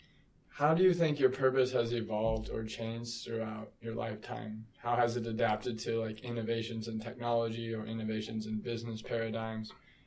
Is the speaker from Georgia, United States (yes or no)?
no; Topeka, Kansas, United States; I'm from Topeka too.